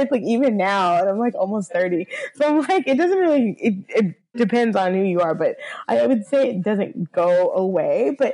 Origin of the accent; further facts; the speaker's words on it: Southern US, United States; whereas like I'm from the South, but like I never got like my my real like Southern accent.